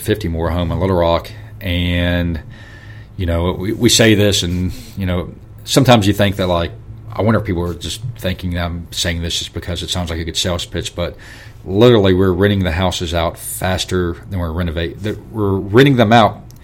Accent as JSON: {"language": "English", "region": "the South", "country": "United States", "said": "hillbillies from the South"}